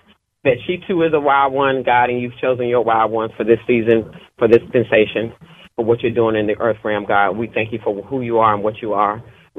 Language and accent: English; North Carolina, United States; now in Knoxville, United States; I'm out of Knoxville. Just a little about myself. I'm from North Carolina originally.